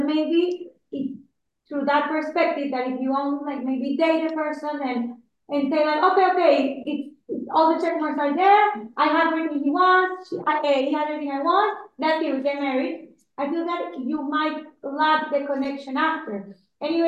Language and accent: English; Panama; I'm also from Panama